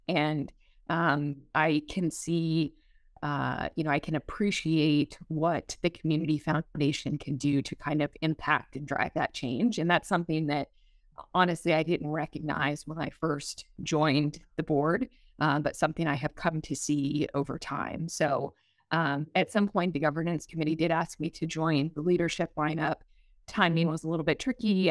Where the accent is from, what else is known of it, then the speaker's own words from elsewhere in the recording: Brevard County, Florida, United States; moved away as an adult; also born or lived in Atlanta, Georgia / Tallahassee, Florida; I'm from Brevard. Both of my parents were born and raised in Merritt Island, which is where I'm now raising my family